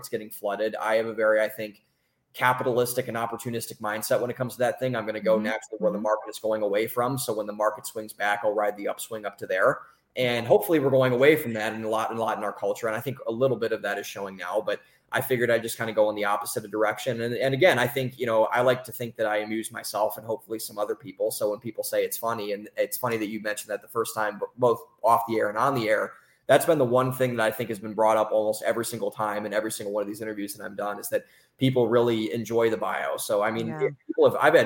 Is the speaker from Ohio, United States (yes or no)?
yes; Cleveland, Ohio, United States; moved away as an adult; also born or lived in Columbus, Ohio / Boston, Massachusetts; now in Austin, United States; I'm from Cleveland, Ohio. Originally, I went to school in Columbus, Ohio